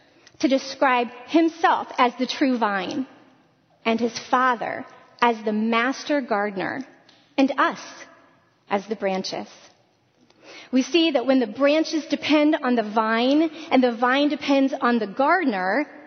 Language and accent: English; Northwest Ohio, United States; moved away as an adult; I was born and raised in Northwest Ohio